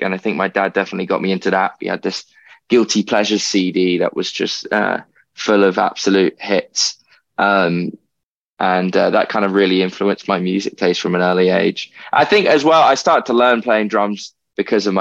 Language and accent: English; London, United Kingdom; I'm a Londoner, born and bred. So, I've lived here my whole life